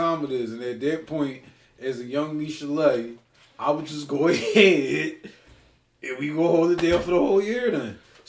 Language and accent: English; Ardmore, Pennsylvania, United States; then yes, I am from Ardmore, Bang Bang, Suburban Square Gang.